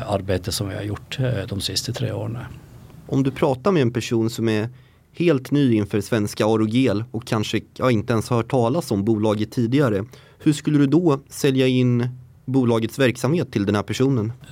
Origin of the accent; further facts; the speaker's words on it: Northern Norway, Norway; Swedish is a second language; moved away as an adult; now in Sweden; Jag är norrman, ja.